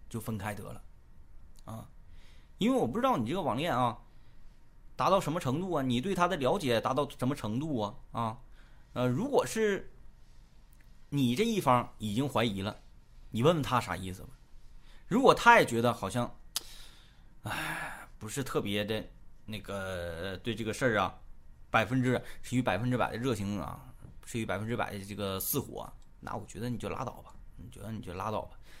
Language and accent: Chinese; Changchun, Jilin, China; 我们是东北的，东北吉林长春